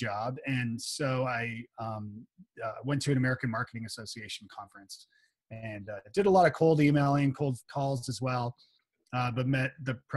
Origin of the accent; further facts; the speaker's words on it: Toronto, Ontario, Canada; moved away as an adult; now in Nashville, United States; I was born and bred in Toronto